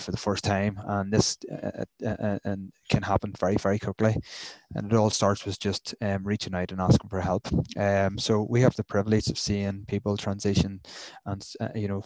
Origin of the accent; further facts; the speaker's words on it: Newcastle, United Kingdom; I'm from Newcastle